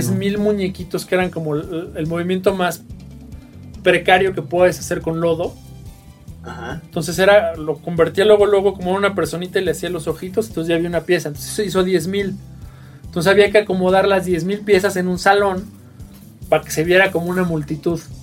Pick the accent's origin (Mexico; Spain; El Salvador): Mexico; Mexico City; Venimos de, la zona sur, de la clase media de la Ciudad de México